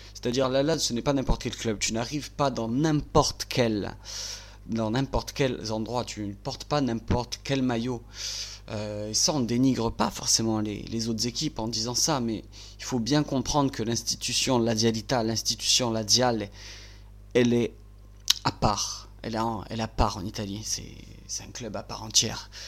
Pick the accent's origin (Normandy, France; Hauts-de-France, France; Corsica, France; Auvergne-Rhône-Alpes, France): Corsica, France; Bastia; je suis natif de Bastia